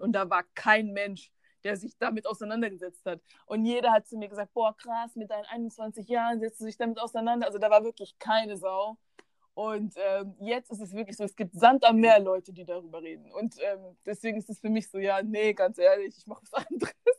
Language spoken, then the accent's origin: German; Bavaria, Germany; ich bin in Bayern geboren und dort aufgewachsen